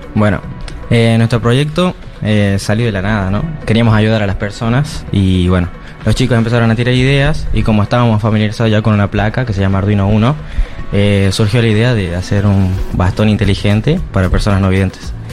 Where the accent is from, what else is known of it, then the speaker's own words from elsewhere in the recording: Catamarca, Argentina; soy de la provincia de Catamarca.